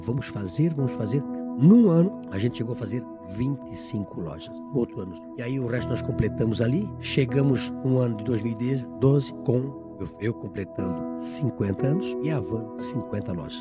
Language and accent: Portuguese; Brazil; Poço Fundo é na minha terra, né? Eu morava na entrada do Poço Fundo, na rua Florianópolis. Estudei na escola João